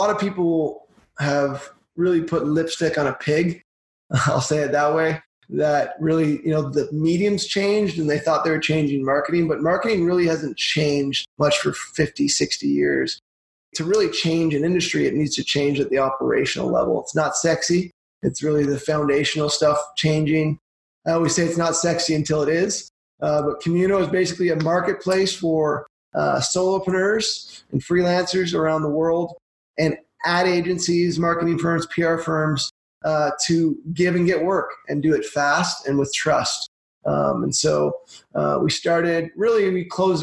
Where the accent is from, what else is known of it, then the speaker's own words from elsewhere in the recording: Brockville, Ontario, Canada; now in Calgary, Canada; I'm from Brockville, Ontario. I'm an import from out east. I moved here, I guess it was 1999.